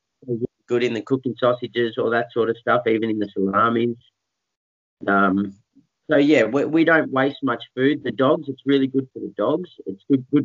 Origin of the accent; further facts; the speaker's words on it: Australia; I'm from Australia, down south